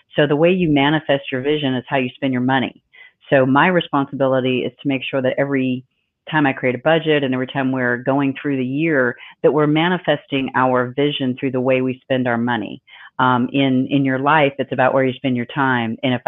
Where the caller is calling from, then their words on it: Arizona, United States; I'm calling in from Arizona, as is Sue.